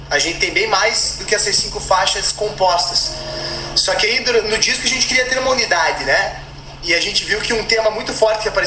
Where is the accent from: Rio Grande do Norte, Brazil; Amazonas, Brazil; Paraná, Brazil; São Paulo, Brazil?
Paraná, Brazil; Curitiba; Eu sou de Curitiba, mas todo mundo diz que tem um sotaque de gaúcho, porra.